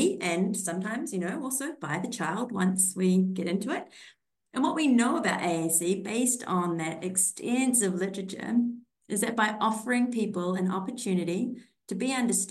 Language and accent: English; New Zealand; moved away as an adult; also born or lived in Austria; now in Australia; I'm from New Zealand